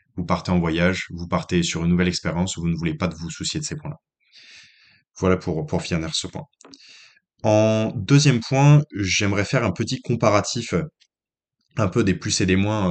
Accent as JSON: {"language": "French", "country": "France", "also_born_or_lived": "Lyon / Saint-Étienne / Nantes", "moved": "as an adult", "lives_now": "New Zealand", "said": "en tant que Français"}